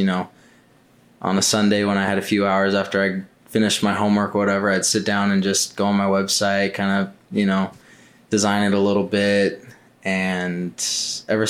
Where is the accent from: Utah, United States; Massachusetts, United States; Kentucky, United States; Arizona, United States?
Arizona, United States; Mesa; So I was born and raised in Mesa, Arizona. Lived here pretty much my whole life.